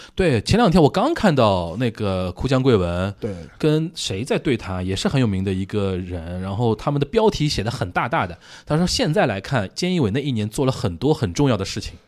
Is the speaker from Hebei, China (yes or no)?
no; Shanghai, China; also born or lived in Japan; 我们上海话